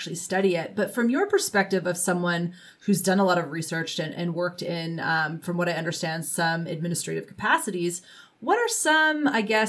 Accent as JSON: {"language": "English", "country": "Canada", "said": "as a Canadian"}